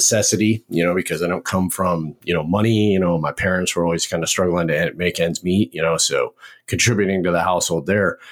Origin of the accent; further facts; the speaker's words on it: Montana, United States; moved away as an adult; also born or lived in Washington State; now in Fort Benning, Georgia, United States; I grew up in Montana